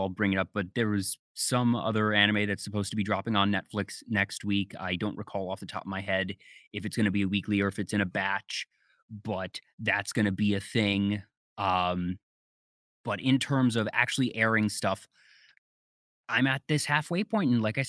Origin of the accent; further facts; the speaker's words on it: Maryland, United States; I grew up in Maryland, so I'm used to having all four seasons.